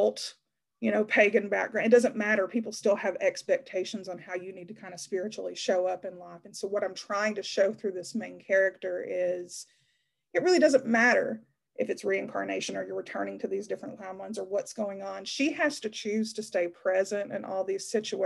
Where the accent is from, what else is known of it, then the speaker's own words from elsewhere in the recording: Appalachia, United States; now in Knoxville, United States; the Appalachian town that I come from